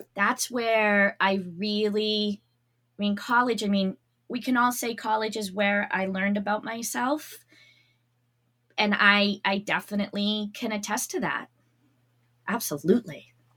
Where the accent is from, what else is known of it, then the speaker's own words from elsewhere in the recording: Massachusetts, United States; also born or lived in New Hampshire; I'm from Massachusetts